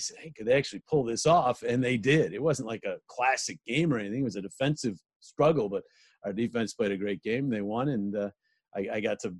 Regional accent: Utica, New York, United States; moved away as an adult; also born or lived in Philadelphia; I grew up in Utica, or at least just outside of Utica, New York Mills High.

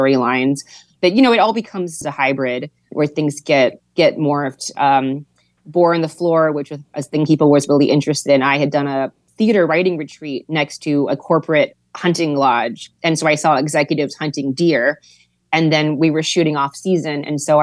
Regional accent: Hawaii, United States; being from Hawaii, it's like different than being, I don't know, more traditionally American.

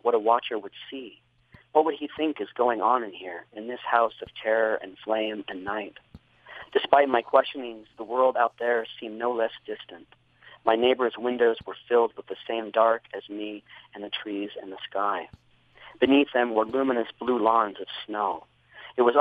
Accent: Salt Lake City, Utah, United States; also born or lived in Caribou, Maine; as a child growing up in Maine. And then, of course, when we moved to Utah

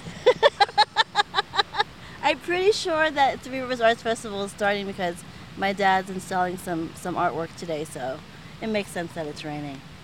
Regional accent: Pittsburgh, Pennsylvania, United States; I'm from Pittsburgh, and I was born on the South Side and grew up on the North Side.

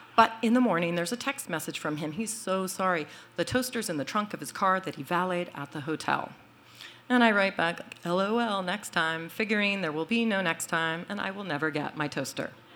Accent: Boston, Massachusetts, United States; now in Brooklyn, United States; I am from Boston

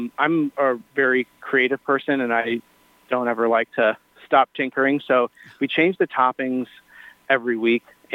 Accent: Michigan, United States; also born or lived in New York; I'm from Michigan

